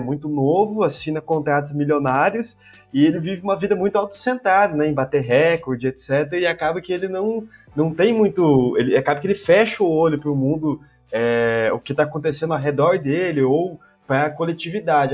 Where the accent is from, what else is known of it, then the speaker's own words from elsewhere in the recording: Paraná, Brazil; now in Goiânia, Brazil; eu nasci no Paraná